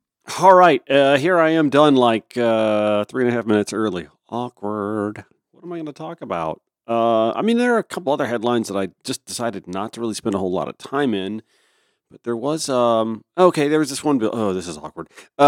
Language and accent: English; Augusta, Georgia, United States; my hometown of Augusta